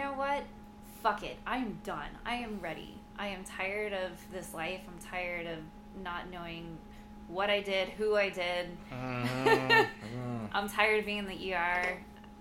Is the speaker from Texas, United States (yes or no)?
yes; Houston, Texas, United States; we grew up together in Houston